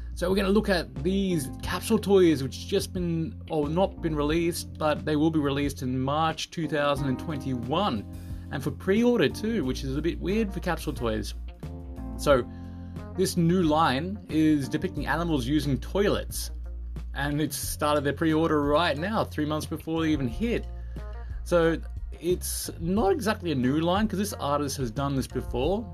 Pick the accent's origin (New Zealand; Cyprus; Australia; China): Australia; now in Japan; I'm from Australia